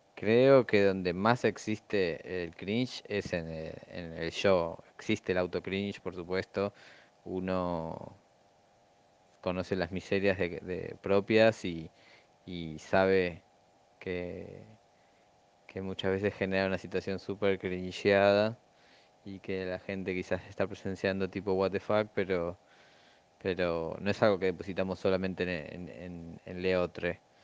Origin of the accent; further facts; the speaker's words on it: Argentina; yo soy muy argentino